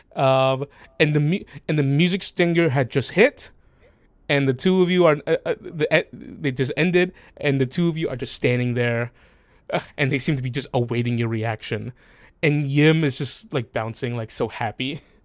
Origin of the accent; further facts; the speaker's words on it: the South, United States; moved away; I grew up in the South.